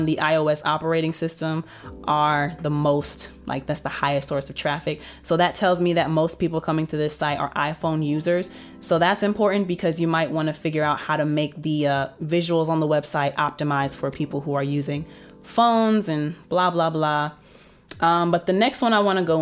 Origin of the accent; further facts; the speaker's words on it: United States; the United States, obviously I have the most traffic because that's my home country